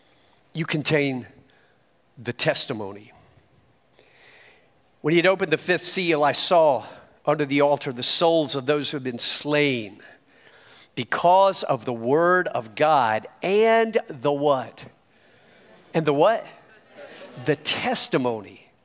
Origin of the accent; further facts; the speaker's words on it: York, South Carolina, United States; now in Miami, United States; I was born in York, South Carolina, to an abandoned mother